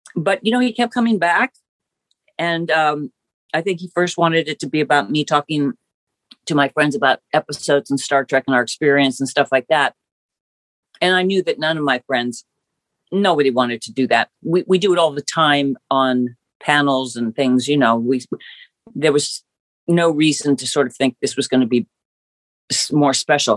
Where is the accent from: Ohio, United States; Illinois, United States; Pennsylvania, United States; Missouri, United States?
Ohio, United States; growing up in Ohio